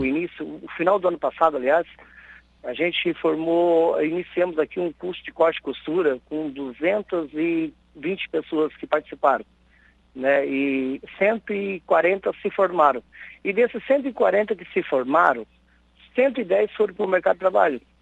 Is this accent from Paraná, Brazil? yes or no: no; Balneário Gaivota, Santa Catarina, Brazil; aqui da minha terra, da minha cidade aqui de Balneário Gaivota.